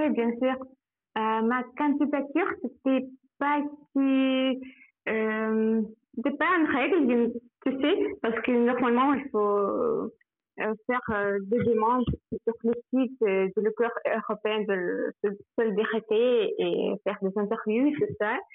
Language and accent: French; Samara, Samara Oblast, Russia; French is a second language; je travaille ici à Samara, dans ma ville natale.